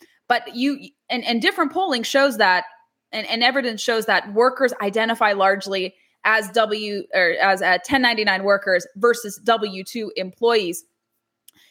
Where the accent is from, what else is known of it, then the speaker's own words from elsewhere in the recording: California, United States; because it's California, of course, my home state